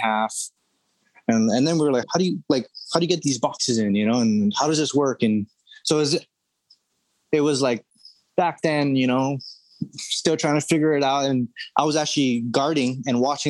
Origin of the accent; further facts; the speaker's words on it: Oahu, Hawaii, United States; born and raised on Oahu, grew up surfing